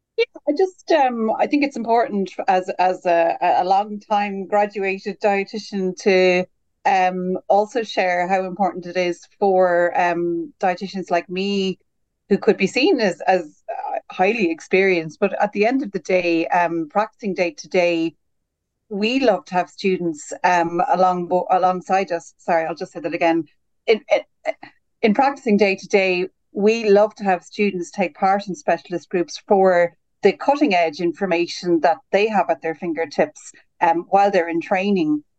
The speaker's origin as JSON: {"language": "English", "country": "Ireland", "also_born_or_lived": "Birmingham, United Kingdom / Switzerland", "moved": "as an adult", "lives_now": "United Kingdom", "said": "as an Irish graduate, I came over to the UK first in 2010"}